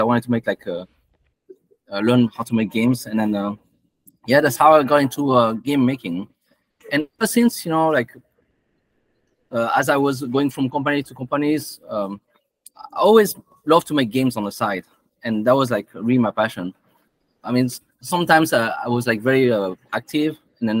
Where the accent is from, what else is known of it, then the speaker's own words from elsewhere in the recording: France; moved away; when I grew up in France in high school